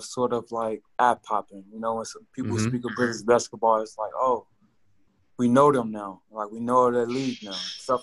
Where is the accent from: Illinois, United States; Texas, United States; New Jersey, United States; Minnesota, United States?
Illinois, United States; Chicago; I'm from Chicago